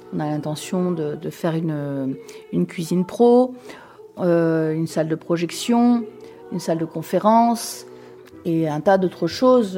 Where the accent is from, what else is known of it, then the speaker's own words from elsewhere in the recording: Paris, Île-de-France, France; moved away as an adult; also born or lived in Limoges / Zurich / Moscow; Je suis née à Paris, où j'ai vécu une grande partie de ma vie